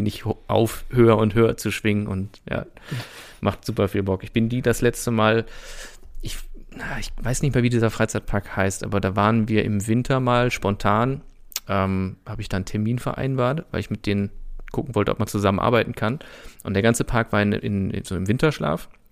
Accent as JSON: {"language": "German", "town": "Brüggen", "region": "North Rhine-Westphalia", "country": "Germany", "tie": "born or raised there", "moved": "yes", "said": "das ist quasi meine alte Heimat"}